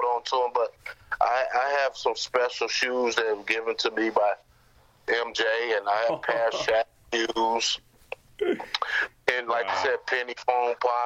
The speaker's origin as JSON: {"language": "English", "town": "Chicago", "region": "Illinois", "country": "United States", "tie": "born or raised there", "said": "I grew up under Isaiah Thomas in Chicago"}